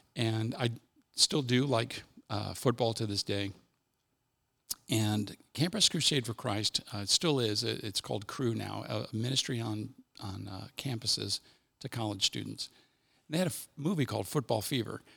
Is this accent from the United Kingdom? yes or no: no; Cincinnati, Ohio, United States; I'm from Cincinnati, this is my major